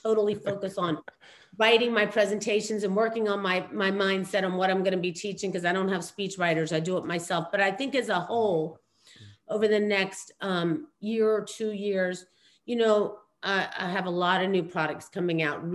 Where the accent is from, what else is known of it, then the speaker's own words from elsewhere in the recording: New York City, New York, United States; I was born in Queens. Yeah. I'm straight up, you know, from the streets.